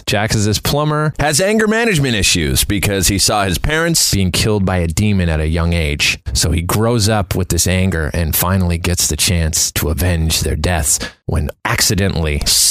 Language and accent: English; Canada; it was a shot in my hometown. The guy went to my high school, which I think Earlemarch Secondary School